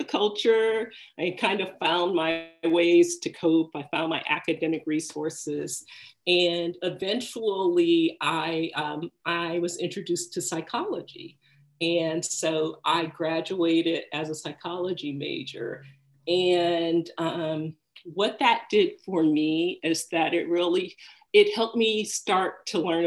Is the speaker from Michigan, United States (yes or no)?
yes; Detroit, Michigan, United States; I grew up in Detroit